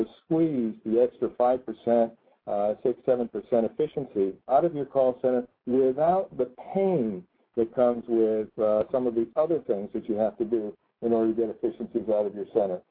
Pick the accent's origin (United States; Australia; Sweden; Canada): United States; Connecticut; my home state